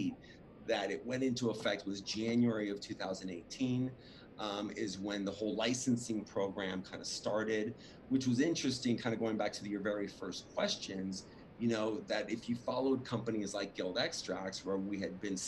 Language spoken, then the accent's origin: English; Los Angeles, California, United States; also born or lived in Orange County, California / Oakland, California; I was born in Hollywood, raised